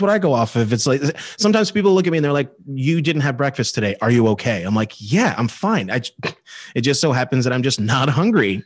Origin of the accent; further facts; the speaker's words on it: Ireland; I'm Irish